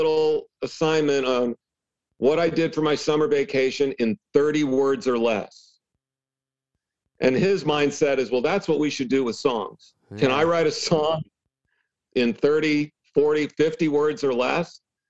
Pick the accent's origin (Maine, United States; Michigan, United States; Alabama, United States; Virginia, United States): Michigan, United States; born there; I was born in Michigan